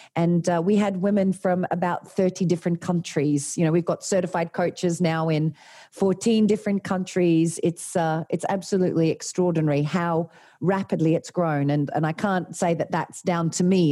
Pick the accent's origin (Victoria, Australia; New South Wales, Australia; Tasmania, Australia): Tasmania, Australia; moved away as an adult; also born or lived in Sydney; I'm from Tasmania, um, little country town in, in Tasmania